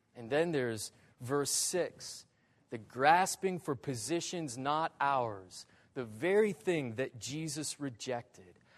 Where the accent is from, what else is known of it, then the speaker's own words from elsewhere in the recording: northern Michigan, United States; growing up as a kid in northern Michigan